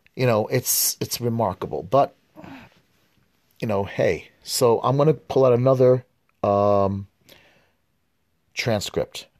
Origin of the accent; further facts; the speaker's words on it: United States; also born or lived in West Bank; I was born here in the United States.